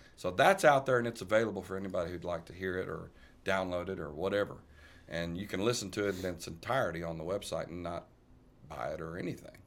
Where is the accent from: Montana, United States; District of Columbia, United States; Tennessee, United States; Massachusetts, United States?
Tennessee, United States; Burlison; I was raised in Burleson, Tennessee from about six months old all the way up.